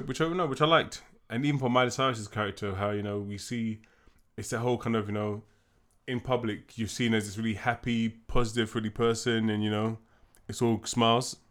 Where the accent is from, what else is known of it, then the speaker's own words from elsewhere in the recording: United Kingdom; we're black, we're British